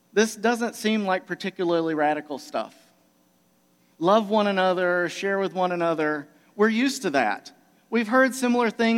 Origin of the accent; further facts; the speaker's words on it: Georgia, United States; moved away; also born or lived in Michigan; I'm originally here from Georgia